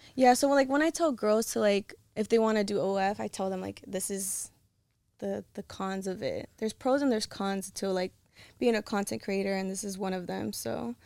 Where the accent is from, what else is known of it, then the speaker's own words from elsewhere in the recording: Los Angeles, California, United States; California, but I'm from L A.